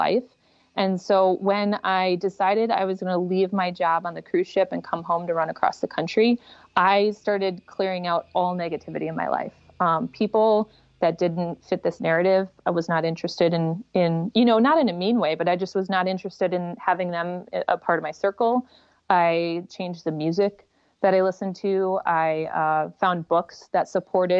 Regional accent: United States; I'm in America. I'm an American.

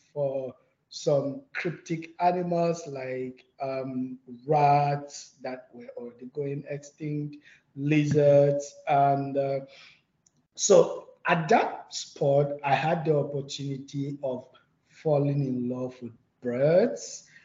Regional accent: Plateau, Nigeria; moved away as an adult; also born or lived in China; I'm from Plateau State. So it was derived from the plateau, right? The name is derived from the plateau. So it's a mountainous ecosystem where I grew up

